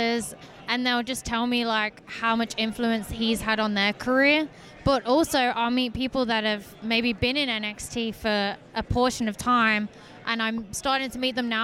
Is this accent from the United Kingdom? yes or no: yes; United Kingdom; I'm the British technical wrestler